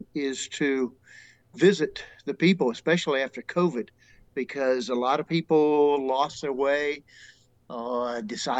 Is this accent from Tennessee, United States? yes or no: yes; Tennessee, United States; Growing up in Tennessee, I didn't really have that many languages or people from various countries